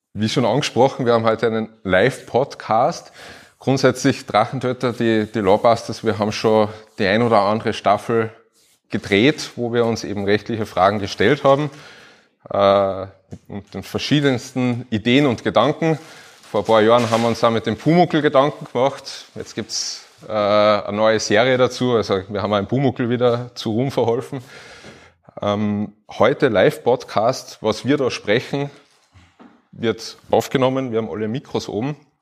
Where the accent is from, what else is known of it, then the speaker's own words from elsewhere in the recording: Upper Austria, Austria; now in Carinthia, Austria; ich bin auch Oberösterreicher und irgendwie nach Kärnten ausgewandert